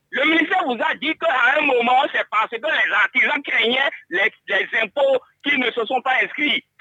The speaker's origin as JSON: {"language": "French", "town": "Savalou", "region": "Collines", "country": "Benin", "said": "parce que je suis de Savalou"}